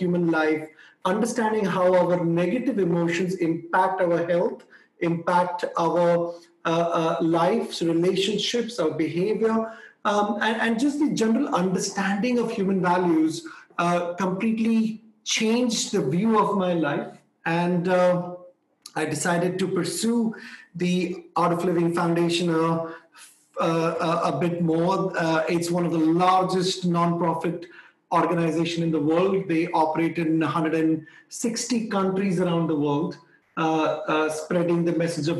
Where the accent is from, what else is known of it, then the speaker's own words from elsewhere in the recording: India; also born or lived in Delhi, India; I was born in India